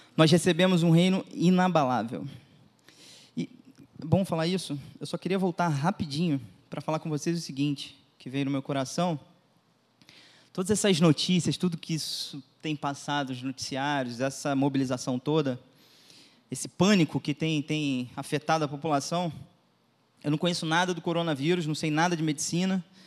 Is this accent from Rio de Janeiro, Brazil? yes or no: yes; Macaé, Rio de Janeiro, Brazil; sou de Macaé, sou nascido e criado em família cristã